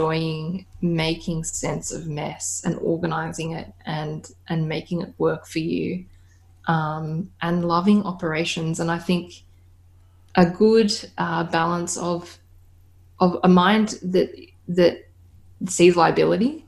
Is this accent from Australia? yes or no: yes; Australia; I'm Australian